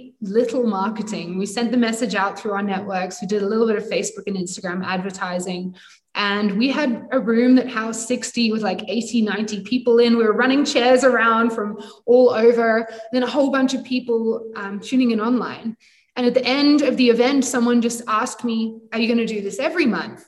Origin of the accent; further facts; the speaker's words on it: United Kingdom; also born or lived in Sydney, Australia; now in Cape Town, South Africa; I'm British